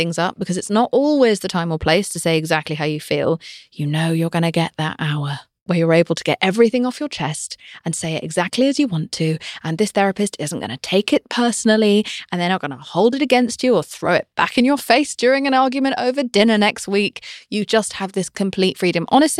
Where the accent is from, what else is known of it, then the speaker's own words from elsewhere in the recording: United Kingdom; I'm British.